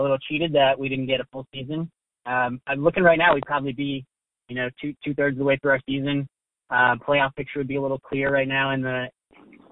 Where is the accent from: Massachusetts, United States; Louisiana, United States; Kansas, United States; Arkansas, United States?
Massachusetts, United States; Boston; moved away; also born or lived in Philadelphia; I'm from the Boston area